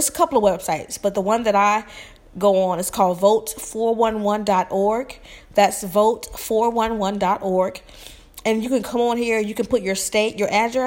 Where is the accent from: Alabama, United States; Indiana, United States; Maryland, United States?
Alabama, United States; moved away; I'm originally from Alabama